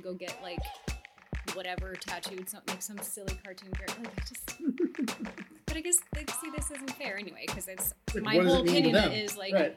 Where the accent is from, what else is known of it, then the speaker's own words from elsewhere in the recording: Missoula, Montana, United States; now in Seattle, United States; I grew up in Missoula, Montana.